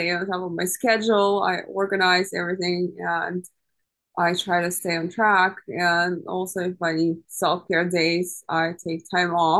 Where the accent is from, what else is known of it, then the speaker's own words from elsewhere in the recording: Ukraine; now in United States; I'm originally from Ukraine.